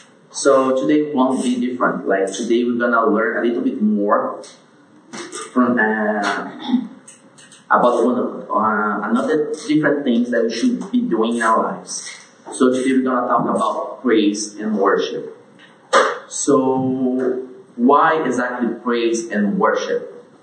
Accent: Brazil; As everyone introduced me … from Brazil.

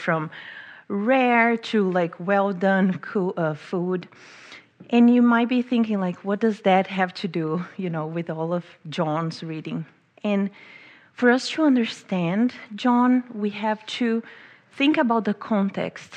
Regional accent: Brazil; moved away as an adult; also born or lived in England; now in United States; I'm from Brazil

